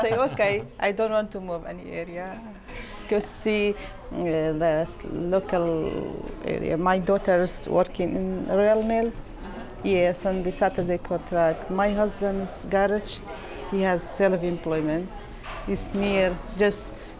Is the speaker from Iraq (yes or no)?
yes; Iraq; English is a second language; moved away as an adult; now in Glasgow, United Kingdom; I am from Iraq